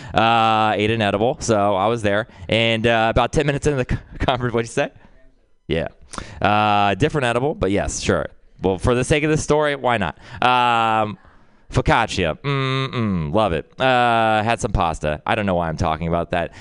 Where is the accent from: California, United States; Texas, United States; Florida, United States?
Texas, United States; growing up in Texas